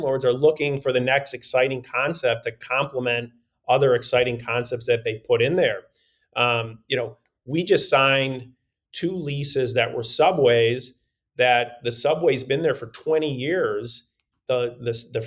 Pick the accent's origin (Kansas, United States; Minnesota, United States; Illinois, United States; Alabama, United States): Illinois, United States; Chicago; I grew up in Chicago